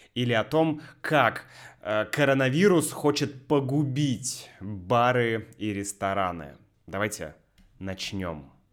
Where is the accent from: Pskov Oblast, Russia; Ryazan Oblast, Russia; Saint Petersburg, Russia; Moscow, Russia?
Saint Petersburg, Russia; moved away as an adult; now in Sevastopol; мой родной город Санкт-Петербург